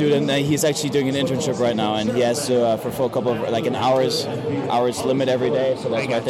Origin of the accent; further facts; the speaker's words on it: Germany; moved away; I'm originally from Germany.